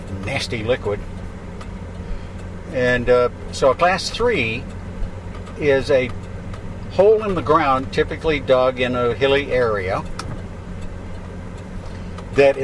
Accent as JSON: {"language": "English", "town": "West Concord", "region": "Minnesota", "country": "United States", "tie": "born or raised there", "moved": "yes", "lives_now": "Missoula, United States", "said": "my hometown in West Concord, Minnesota, a little tiny town of a few hundred people"}